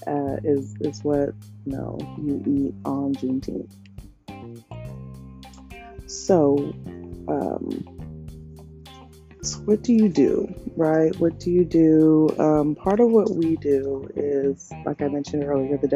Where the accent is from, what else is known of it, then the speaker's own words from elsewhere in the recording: United States; I am American. I was born here, African American